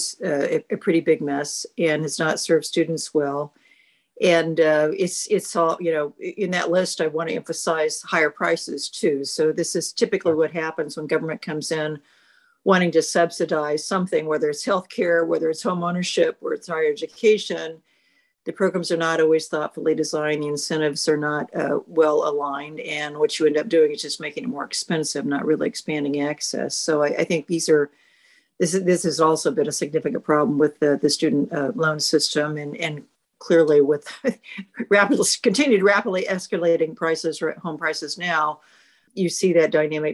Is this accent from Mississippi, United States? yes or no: no; Independence, Kansas, United States; it's quintessential small rural town in Southeast Kansas, about 12,000 people. And that's where I grew up